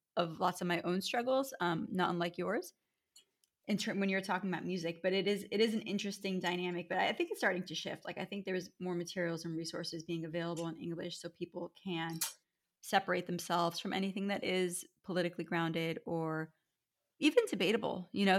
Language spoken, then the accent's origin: English; United States; also born or lived in Erie, Pennsylvania / California; having been born and raised in America